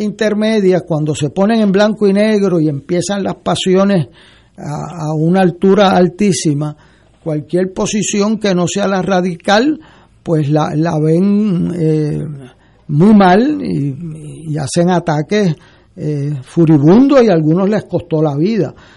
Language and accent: Spanish; Puerto Rico